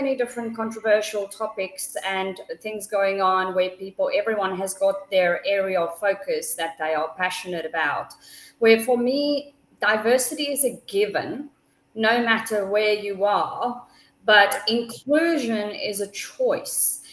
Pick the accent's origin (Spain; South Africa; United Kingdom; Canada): South Africa; I come from South Africa